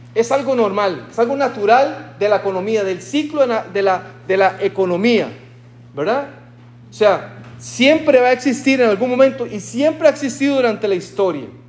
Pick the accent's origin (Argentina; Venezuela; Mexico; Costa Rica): Costa Rica; en mi país, en Costa Rica, decimos un vale.